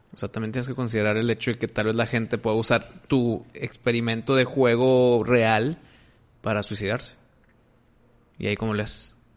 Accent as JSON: {"language": "Spanish", "country": "Mexico", "said": "soy mexicano"}